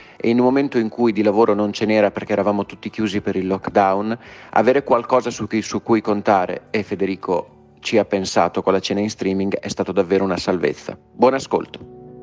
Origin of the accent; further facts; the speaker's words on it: Ferrara, Emilia-Romagna, Italy; Io sono di Ferrara, dalle mie parti si dice